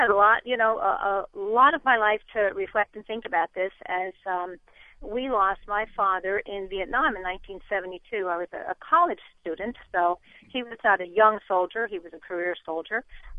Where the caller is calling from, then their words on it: United States; I am right outside of Washington, D.C.